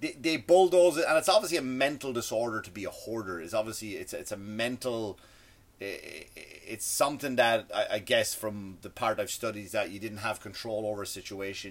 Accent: Ireland; accent: Irish; my Irish accent, like tree, we say tree

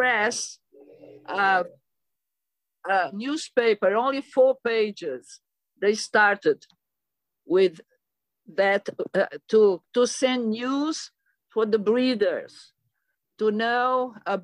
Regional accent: Mozambique; moved away as an adult; now in São Paulo, Brazil; I was born in Mozambique, East Africa, in the Indian Ocean, ex-Portuguese colony.

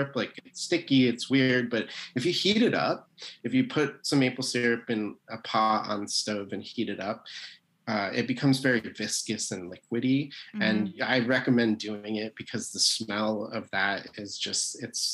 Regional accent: Vermont, United States; I grew up in Vermont in a very rural place near the Canadian border

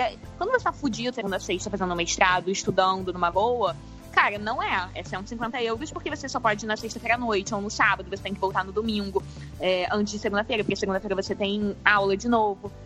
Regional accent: Rio de Janeiro, Brazil; eu que sou carioca

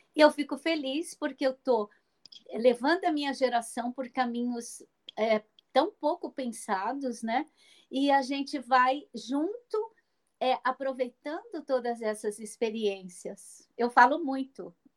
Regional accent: Minas Gerais, Brazil; moved away as an adult; em Minas Gerais, naquela cidade onde eu nasci, onde eu vou a cada três semanas porque eu tenho uma mãe de 87 anos lá no interior

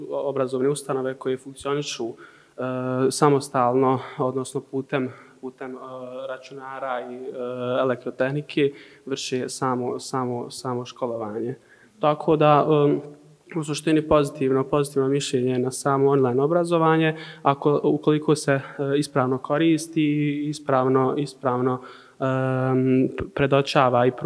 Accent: Maglaj, Federation of Bosnia and Herzegovina, Bosnia & Herzegovina; also born or lived in Zenica; E, dolazim iz Maglaja, e, završio sam medicinsku srednju školu u Zenici, trenutno pohađam e, opću medicinu na medicinskom fakultetu univerziteta u Zenici. Imam 20

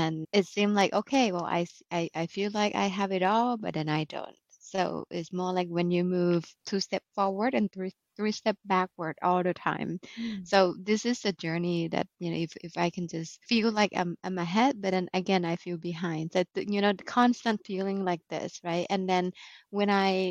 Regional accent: Bangkok, Thailand; now in Novi, United States; originally from Bangkok, Thailand. And I have been in the US since end of 2014

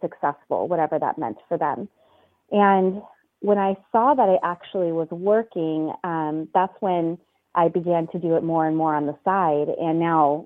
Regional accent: California, United States; moved away as an adult; now in Chicago, United States; I am originally from California

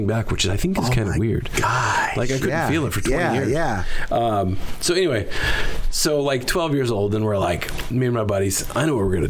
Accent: England, United Kingdom; I am English, but not that proper English.

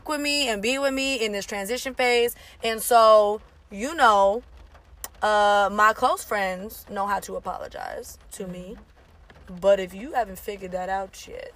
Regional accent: Orange County, California, United States; moved away as an adult; now in Tennessee, United States; I'm from the West Coast, so this hit really close to home. And I am specifically from Orange County

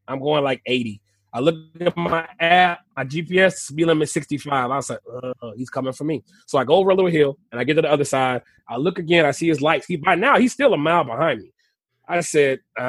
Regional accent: Texas, United States; I'm from Texas.

